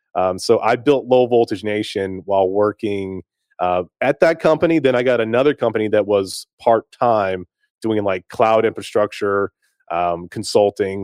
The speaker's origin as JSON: {"language": "English", "town": "Greensboro", "region": "North Carolina", "country": "United States", "tie": "born or raised there", "also_born_or_lived": "Winnipeg, Manitoba, Canada / Akron, Ohio", "moved": "as an adult", "lives_now": "Nashville, United States", "said": "I grew up in the States, I grew up in, in Greensboro and, in High Point, North Carolina"}